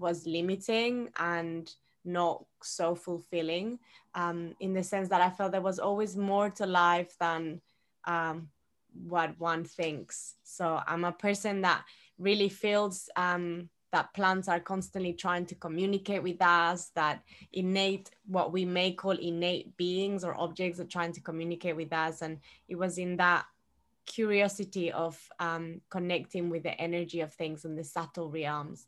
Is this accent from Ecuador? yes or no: yes; Ecuador; moved away; Growing up in Ecuador, I was always drinking cacao.